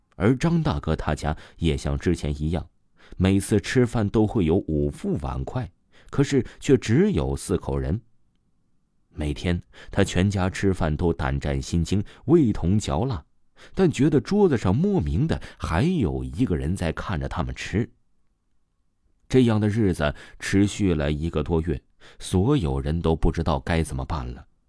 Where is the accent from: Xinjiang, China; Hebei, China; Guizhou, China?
Guizhou, China; 在我们贵州那里